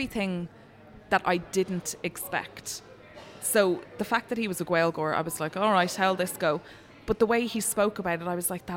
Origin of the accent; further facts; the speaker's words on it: Dublin, Leinster, Ireland; I'm from Dublin, Ireland